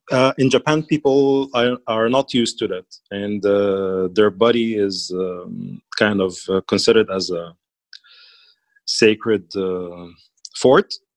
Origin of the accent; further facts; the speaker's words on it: Egypt; English is a second language; I am from Egypt